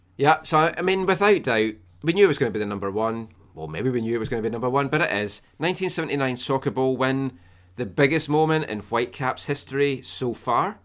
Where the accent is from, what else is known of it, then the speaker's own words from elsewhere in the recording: Scotland, United Kingdom; I'm Scottish